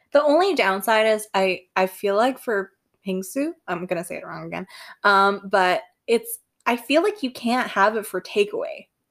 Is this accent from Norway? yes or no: no; Singapore; I'm Singaporean, like, on top of the many other identities I hold